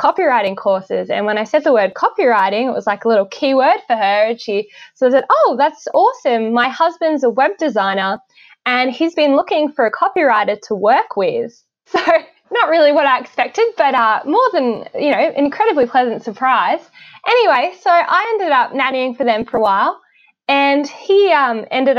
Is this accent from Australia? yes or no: yes; Hobart, Tasmania, Australia; accent: Australian; moved away as an adult; also born or lived in Brisbane, Queensland; now in Northern Virginia, United States; I was born and raised in Hobart, Tasmania